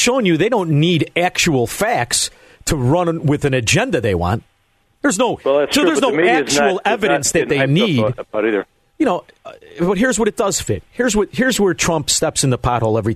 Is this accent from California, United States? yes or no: no; Chicago, Illinois, United States; also born or lived in Melrose Park, Illinois / Elmwood Park, Illinois; I grew up in Chicago. I can remember my grandfather taking me to the stadium when I was seven.